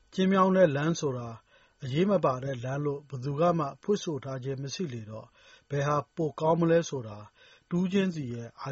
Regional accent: Myanmar

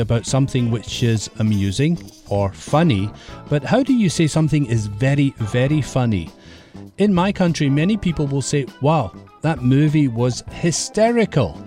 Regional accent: Scotland, United Kingdom; in my country, Scotland, we have lots of mist in the hills.

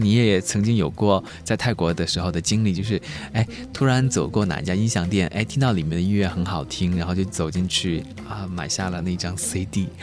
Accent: China; 我们中国人

